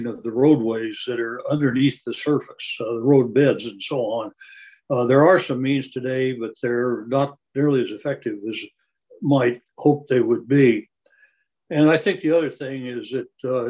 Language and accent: English; Colorado, United States; I grew up in Colorado